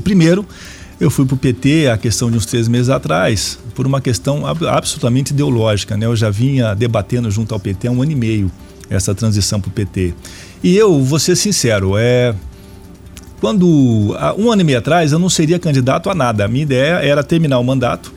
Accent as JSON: {"language": "Portuguese", "town": "Araraquara", "region": "São Paulo", "country": "Brazil", "moved": "yes", "lives_now": "Cascavel, Brazil", "said": "sou de Araraquara"}